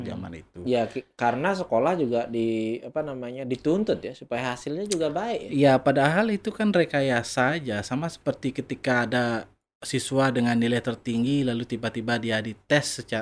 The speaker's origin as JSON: {"language": "Indonesian", "town": "Dalung", "region": "Bali", "country": "Indonesia", "said": "saya asli dari Dalung."}